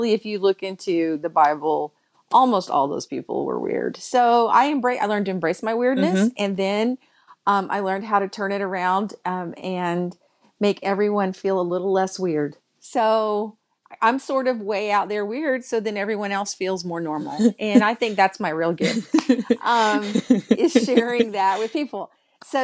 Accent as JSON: {"language": "English", "region": "Texas", "country": "United States", "tie": "born or raised there", "said": "born and raised in Texas in a family full of preachers and singers."}